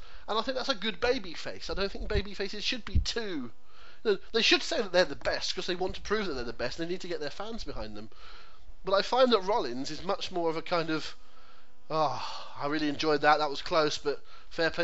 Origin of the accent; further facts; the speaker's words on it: United Kingdom; as a British public